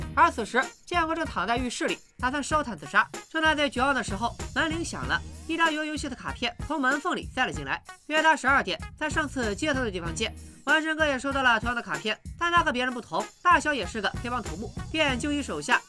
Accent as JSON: {"language": "Chinese", "town": "Qingdao", "region": "Shandong", "country": "China", "tie": "born or raised there", "said": "当年我在青岛市城阳街道赛区横扫千军，未逢敌手，"}